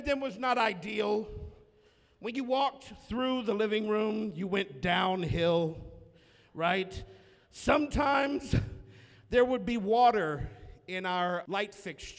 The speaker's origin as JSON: {"language": "English", "area": "the South", "region": "Southern United States", "country": "United States"}